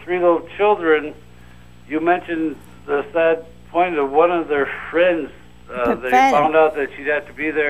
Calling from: Bay City, Michigan, United States; I'm calling from Bay City, Michigan.

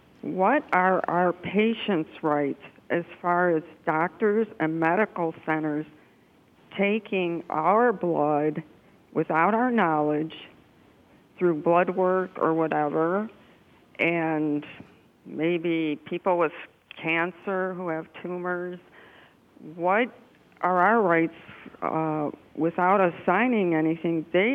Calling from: Ohio, United States

